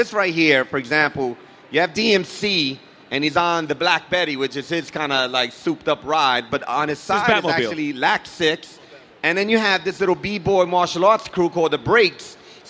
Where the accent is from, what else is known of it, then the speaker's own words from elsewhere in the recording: New York City, New York, United States; Like Daryl and I, we grew up in New York City. We grew up in different parts of the city